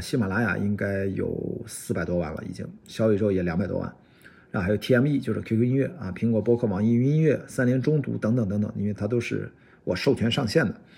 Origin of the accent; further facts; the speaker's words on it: Qingdao, Shandong, China; 我是青岛人